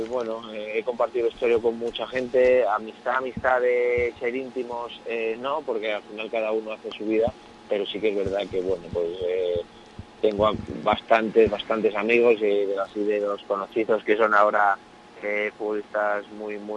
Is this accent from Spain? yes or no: yes; Community of Madrid, Spain; also born or lived in León; tengo 31 años, eh, soy de soy mitad madrileño